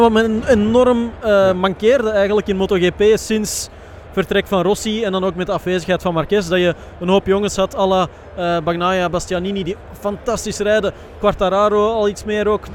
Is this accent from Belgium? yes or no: yes; Belgium; wij als Belgen